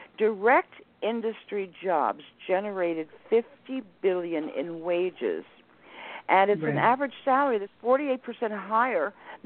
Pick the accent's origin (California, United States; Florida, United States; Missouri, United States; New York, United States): Florida, United States; I was born in Florida.